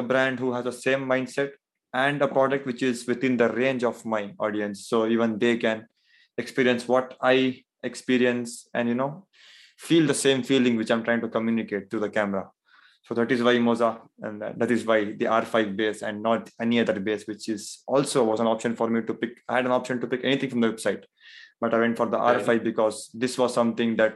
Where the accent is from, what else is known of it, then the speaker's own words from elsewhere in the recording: India; I am from, so I'm from India